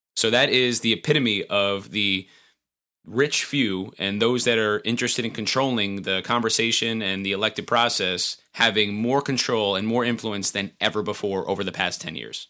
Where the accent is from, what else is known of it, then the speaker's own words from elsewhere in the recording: Montgomery, New York, United States; my hometown, the town of Montgomery.